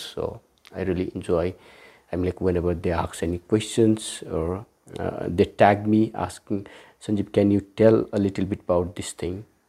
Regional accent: Kathmandu, Bagmati, Nepal; also born or lived in Saptari, Nepal / Delhi, India; I was brought to Kathmandu, and then Uh, I'm here in Kathmandu for the rest of my life

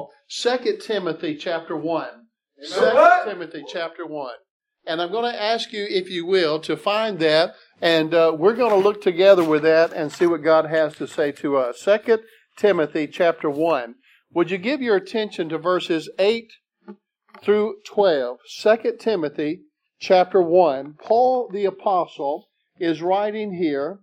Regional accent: South Mississippi, United States; I grew up down in South Mississippi.

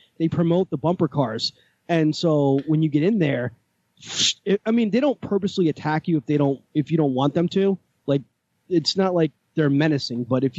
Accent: Keansburg, New Jersey, United States; also born or lived in Freehold, New Jersey; my hometown is Kingsburg. Born and raised

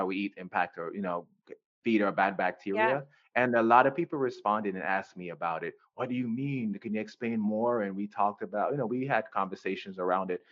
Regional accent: Jamaica; now in United States; I'm from Jamaica. I was born and raised in Jamaica

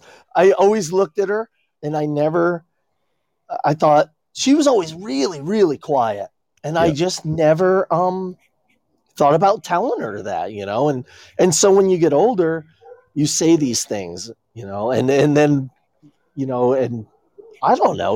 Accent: New Jersey, United States; I grew up partially in Jersey and it sucked.

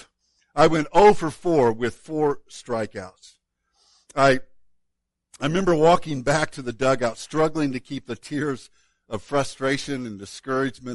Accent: Woodlawn, Illinois, United States; my hometown of Woodlawn, Illinois

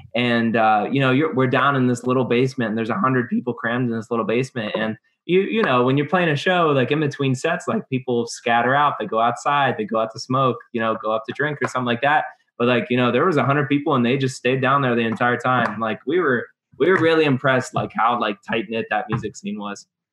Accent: Youngstown, Ohio, United States; we're from Youngstown, so it's in between Pittsburgh and Cleveland

